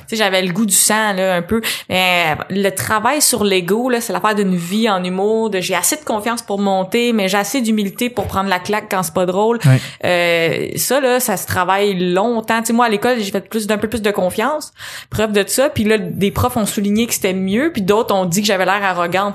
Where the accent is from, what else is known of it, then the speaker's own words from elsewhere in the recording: Châteauguay region, Quebec, Canada; moi, je viens de la région de Châteauguay